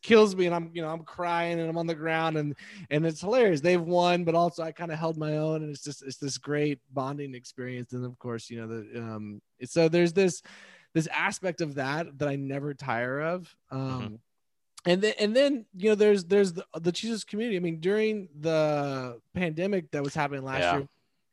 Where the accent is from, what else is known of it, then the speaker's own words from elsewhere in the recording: Texas, United States; as a Texan, right? I grew up kind of drenched in it